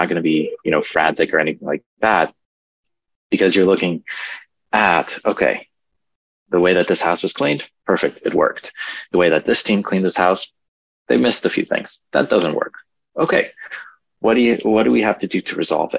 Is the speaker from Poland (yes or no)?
yes; Poland; moved away; originally we're from Poland